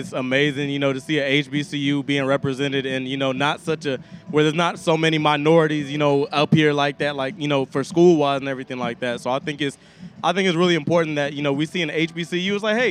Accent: Austin, Texas, United States; also born or lived in South Carolina / Hutto, Texas; I'm originally an East Coast boy. I'm from South Carolina, but I've been living in Austin, Texas, Hutto, Texas, really, but Austin, Texas for most of my life, you know, since I was about 3 years old.

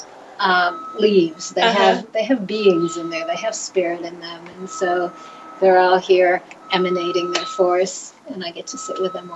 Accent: United States; as an American

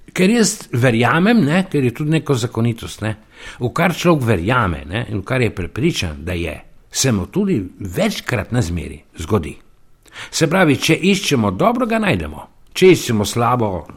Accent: Soča Valley, Slovenia; moved away as an adult; also born or lived in Ljubljana; now in Vrhpolje pri Vipavi, Slovenia; iz Goričana, iz Soške doline, srednje Soške doline

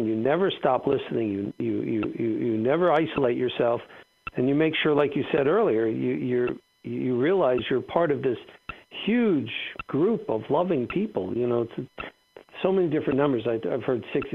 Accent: South Florida, United States; moved away as an adult; also born or lived in Atlanta; we're all from South Florida

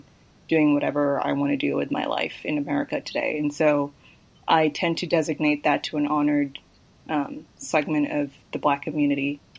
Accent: Kenya; first language Luo; English is a second language; also born or lived in Zimbabwe; now in United States; I'm originally Kenyan

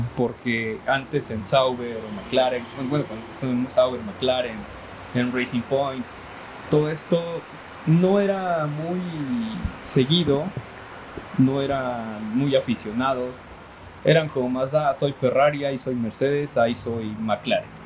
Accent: Mexico; somos mexicanos

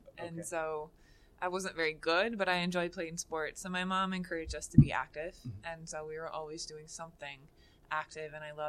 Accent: Macy, Indiana, United States; I grew up in Macy, Indiana.

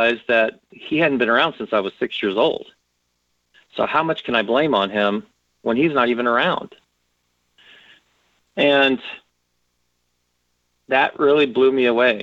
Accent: Los Angeles, California, United States; I grew up in Southeast Los Angeles

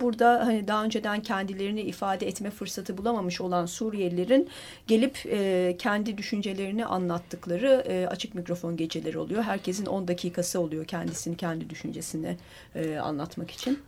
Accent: Turkey; biz Türkiye'liler olarak

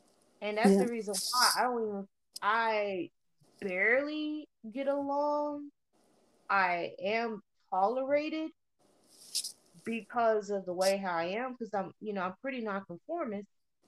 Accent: New England, United States; It's a big culture shock, especially, you know, for somebody that's born and raised in New England, you know

